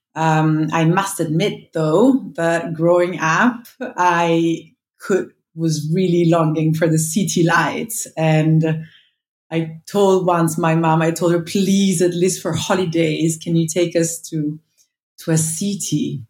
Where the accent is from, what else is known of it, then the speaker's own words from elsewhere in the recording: Montonate, Lombardy, Italy; moved away; also born or lived in New York; I grew up in Montonate. Um, it's a small village of uh, when I was young, 600 inhabitants.